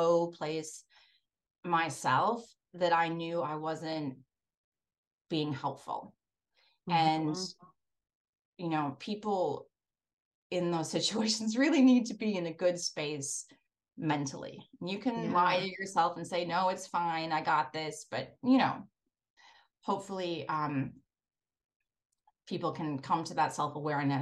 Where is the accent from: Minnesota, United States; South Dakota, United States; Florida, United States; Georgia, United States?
Minnesota, United States; Breckenridge; growing up in Breckenridge, Minnesota